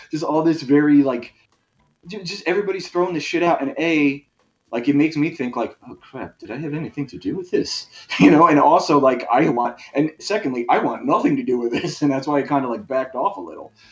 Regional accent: California, United States; Like, I grew up in Southern California

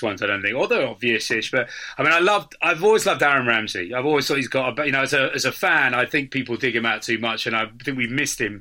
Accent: Cambridge, East of England, United Kingdom; I grew up in Cambridge.

